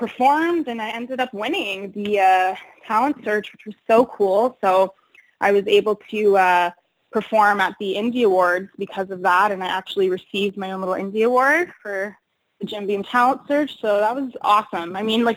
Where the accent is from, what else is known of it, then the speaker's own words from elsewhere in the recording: Windsor, Ontario, Canada; coming from Windsor and, you know, growing up there, and that's where I started in music